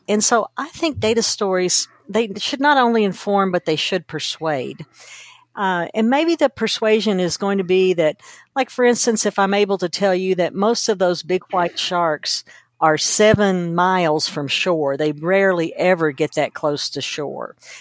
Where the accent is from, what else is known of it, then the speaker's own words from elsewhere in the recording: Kentucky, United States; I grew up in Kentucky, which is a very rural area